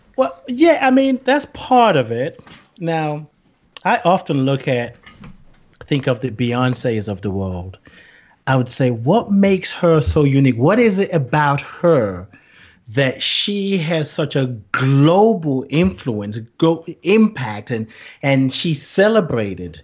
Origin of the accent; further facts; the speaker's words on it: Nigeria; moved away; also born or lived in England; I grew up in Nigeria